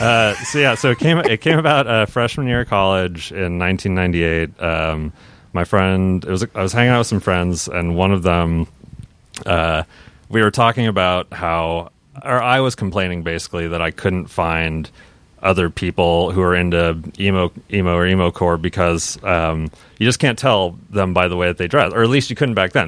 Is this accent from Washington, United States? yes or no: yes; Seattle, Washington, United States; growing up in Seattle